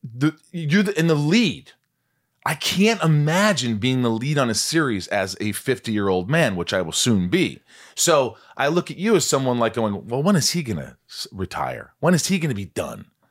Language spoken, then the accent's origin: English; Indiana, United States; born or raised there